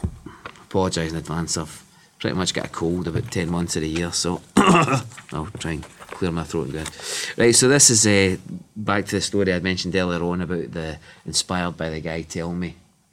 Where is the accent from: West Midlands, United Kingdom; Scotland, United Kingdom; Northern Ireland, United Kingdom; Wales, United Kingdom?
Scotland, United Kingdom; Bishopton; I was raised in Bishopton, and even though the families, it's the usual kind of West of Scotland thing, they're either kind of Celtic or Rangers